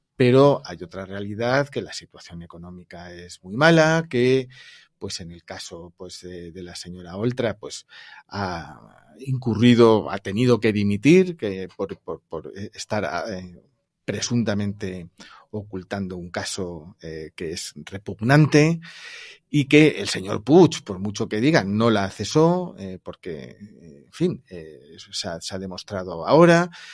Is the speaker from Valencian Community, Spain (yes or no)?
yes; Valencian Community, Spain; yo le hablo como valenciano